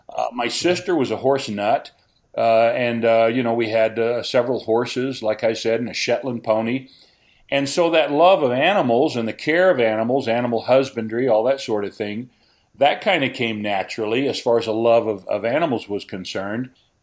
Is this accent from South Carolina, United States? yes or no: no; Arkansas, United States; Growing up in Arkansas, we were a little ways out of town. We weren't really on a ranch or a farm or in the country, but we had 4 or 5 acres